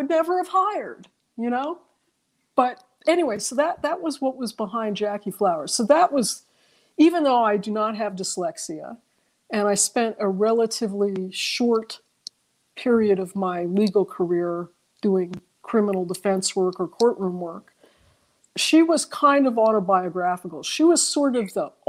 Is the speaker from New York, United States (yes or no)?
yes; New York City, New York, United States; I grew up in New York City and we took walks